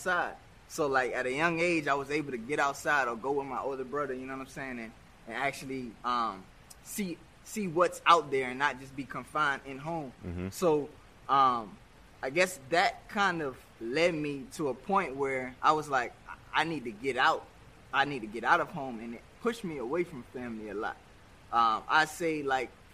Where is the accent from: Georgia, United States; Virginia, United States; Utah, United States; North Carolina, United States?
Virginia, United States; Virginia Beach; moved away as an adult; also born or lived in Norfolk, Virginia / Maryland / Hampton, Virginia; now in Miami, United States; growing up in Virginia, it's definitely something that's going to stick with me for my life